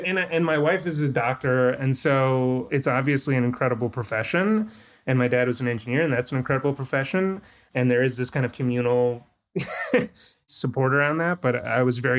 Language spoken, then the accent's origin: English; Washington, District of Columbia, United States; I grew up in D.C., even though my parents, they immigrated